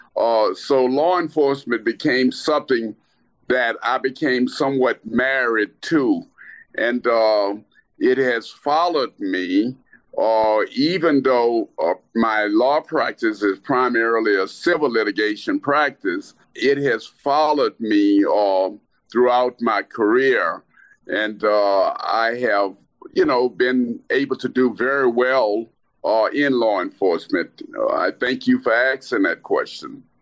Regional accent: Lake Charles, Louisiana, United States; moved away as an adult; also born or lived in Washington, District of Columbia, United States / Baltimore, Maryland / Kansas City area; I grew up in Lake Charles, Louisiana.

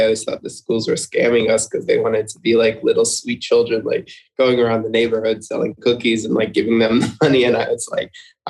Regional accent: Melbourne, Florida, United States; I am from Melbourne, Florida, so that's about the east coast of Florida. It's where actually Cape Canaveral is, where they launched the rockets, things like that. So about an hour east of Orlando.

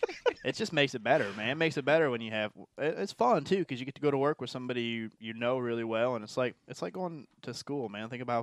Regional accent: New York, United States; I'm from New York.

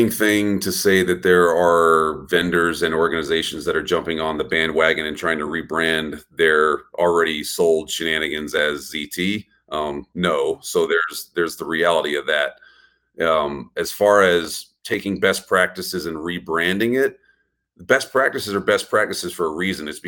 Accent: Texas, United States; I'm from Texas, right? I just say don't trust nothing.

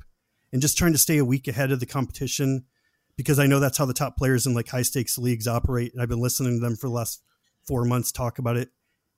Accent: Washington, United States; just because I'm from the Seattle area.

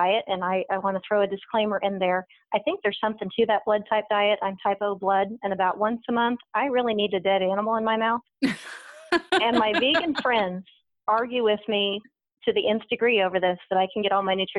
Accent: United States; moved away; growing up in Cowtown, USA, where you have steak and eggs for breakfast

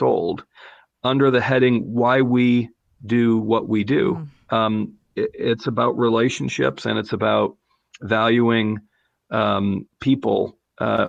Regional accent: North Carolina, United States; we're both from North Carolina

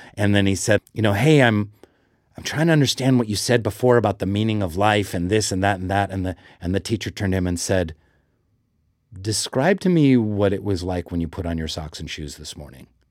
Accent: Seattle, Washington, United States; I grew up in Seattle.

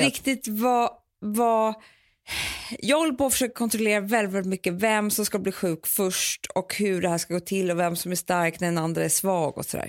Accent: Sweden; vi svenskar

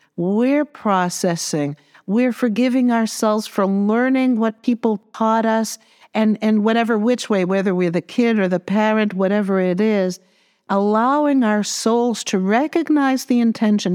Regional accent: Massachusetts, United States; I'm from Massachusetts

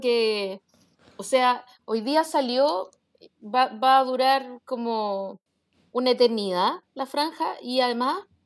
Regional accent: Chile; somos chilenos

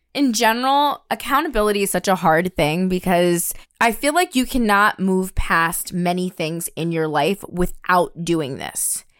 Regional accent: New York, United States; growing up in New York

